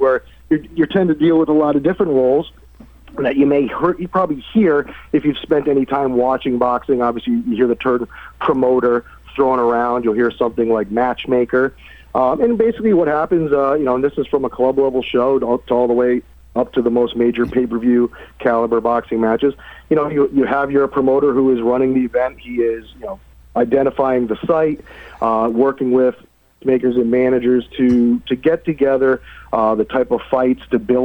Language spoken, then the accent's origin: English; Connecticut, United States; moved away; I'm from Connecticut.